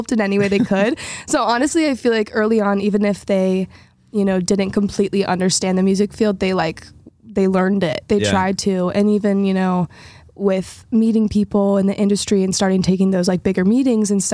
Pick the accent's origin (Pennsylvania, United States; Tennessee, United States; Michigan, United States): Tennessee, United States; Nashville; growing up in Nashville